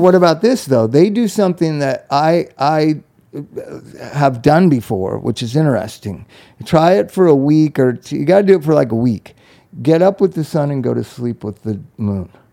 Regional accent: Palm Springs, California, United States; also born or lived in Los Angeles / Inglewood; in third grade we moved back to Palm Springs

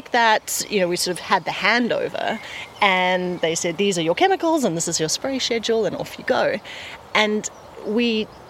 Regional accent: South Africa; accent: South African; now in Folkestone, United Kingdom; We're originally South African. You can hear from the twine

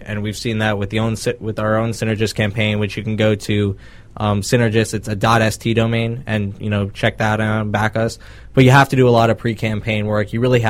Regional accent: Boca Raton, Florida, United States; I'm born and raised in Boca Raton.

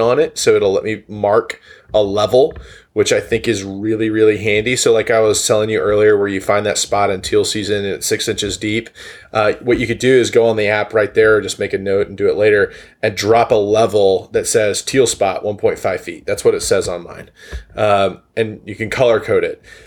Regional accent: the East, United States; moved away; also born or lived in Oklahoma; I grew up in the East

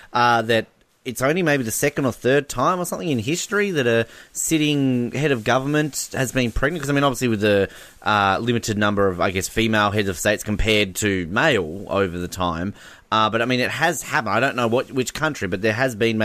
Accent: Australia; we're Australia

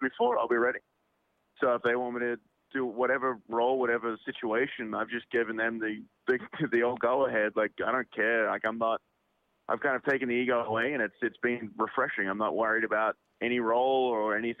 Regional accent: Australia; moved away; I'm Australian

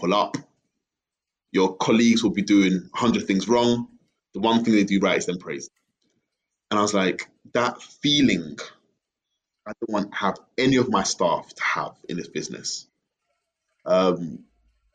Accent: Bury, North West England, United Kingdom; moved away as an adult; now in Ghana; I grew up in Bury. Bury. Greater Manchester

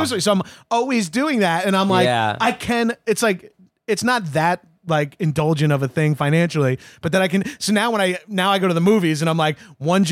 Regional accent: Long Island, New York, United States; now in California, United States; I am from Long Island

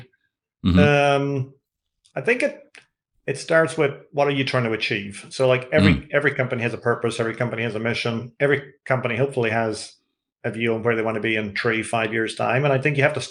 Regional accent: Ireland; accent: Irish (like Bono's)

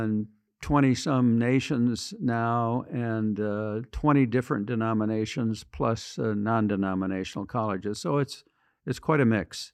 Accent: western Michigan, United States; moved away as an adult; also born or lived in Washington, D.C.; Small town in western Michigan

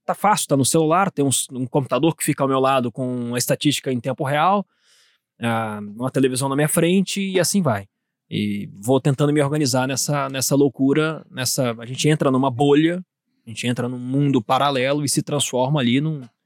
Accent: Minas Gerais, Brazil; pode ser de Minas Gerais também, minha terra natal

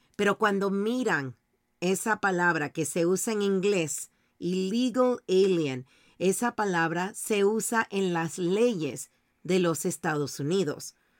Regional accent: Panama; now in United States; Yo vengo de Panamá, soy inmigrante

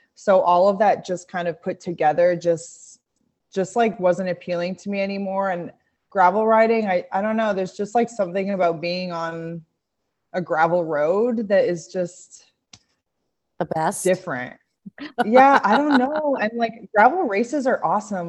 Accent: Montreal, Quebec, Canada; moved away as an adult; also born or lived in Australia; now in Bentonville, United States; that's where I'm from, Montreal, Quebec, Canada

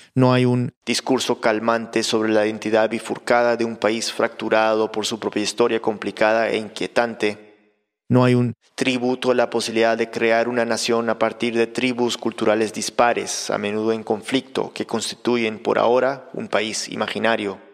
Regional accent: United States; also born or lived in Lima, Peru; Yo crecí en Estados Unidos, en una casa peruana, y mis padres eran muy disciplinados con el tema del idioma

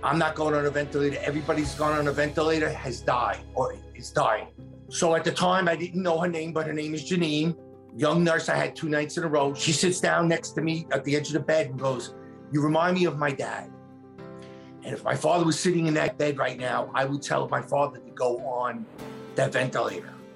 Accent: New York City, New York, United States; I'm from Staten Island, New York.

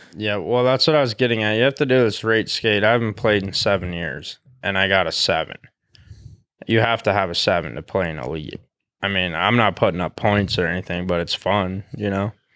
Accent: Great Falls, Montana, United States; I was born in Great Falls

